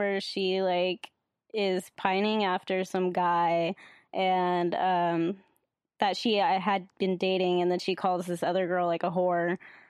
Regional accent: California, United States; from California.

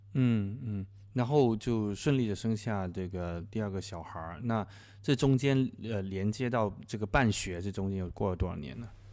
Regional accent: Guangdong, China; 我刚刚跟她作为潮汕人，呃，老乡

